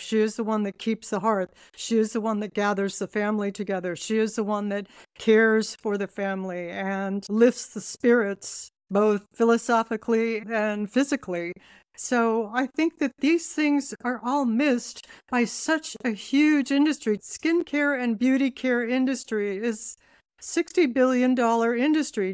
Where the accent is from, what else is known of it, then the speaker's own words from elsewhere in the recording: Laguna Beach, California, United States; also born or lived in Toronto; I grew up in Laguna Beach in California